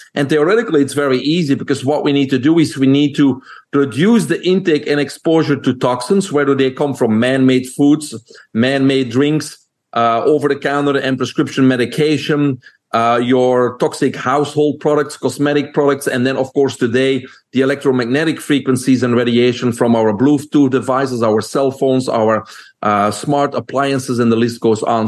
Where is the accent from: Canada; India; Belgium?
Belgium; moved away as an adult; now in United States; people can hear my accent. I'm originally from Belgium.